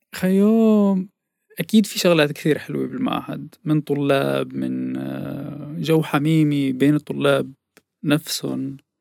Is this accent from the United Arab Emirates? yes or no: no; As-Suwayda, As-Suwayda Governorate, Syria; moved away as an adult; also born or lived in Aleppo, Syria / Sanaa, Yemen / Damascus, Syria; now in Netherlands; ولدت بسوريا بالسويدة بمدينة السويدة